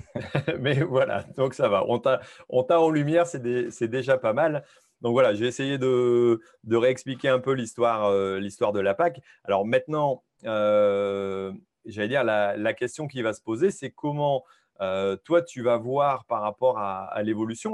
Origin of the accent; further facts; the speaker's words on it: France; en tant que Français